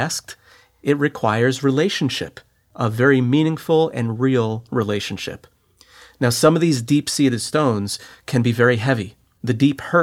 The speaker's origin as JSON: {"language": "English", "region": "New Jersey", "country": "United States", "moved": "yes", "lives_now": "Brooklyn, United States", "said": "I'm from New Jersey"}